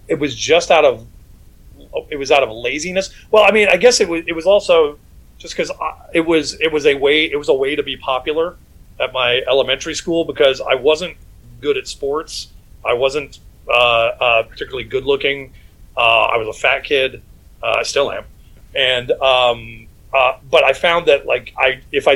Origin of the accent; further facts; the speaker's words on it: Atlanta, Georgia, United States; moved away as an adult; also born or lived in Syracuse, New York / New York City; now in Los Angeles, United States; I was raised in Atlanta, Georgia